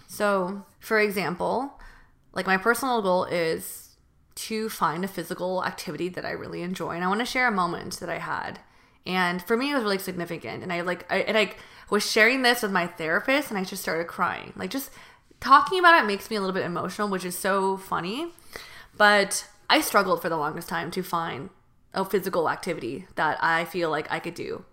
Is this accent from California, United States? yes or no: yes; Bay Area, California, United States; moved away as an adult; also born or lived in San Diego; now in Los Angeles, United States; from the Bay Area